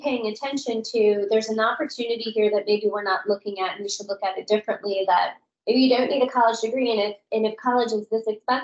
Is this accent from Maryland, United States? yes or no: no; Florida, United States; moved away as an adult; also born or lived in Washington, D.C.; I'm from Florida originally, but I worked in D.C. for a long time.